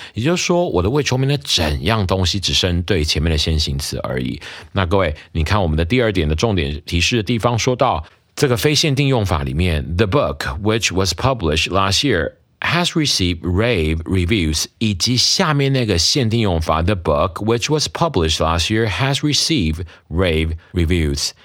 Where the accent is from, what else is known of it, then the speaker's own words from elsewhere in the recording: Taiwan; 我们台湾人的母亲节习俗